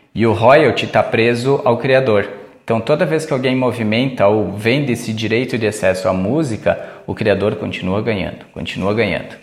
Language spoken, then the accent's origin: Portuguese; Brazil; a gente como brasileiro, com o nosso perfil assim